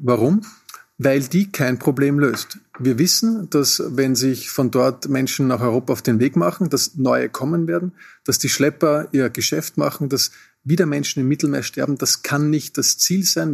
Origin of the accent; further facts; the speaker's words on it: Austria; Wir als Österreicher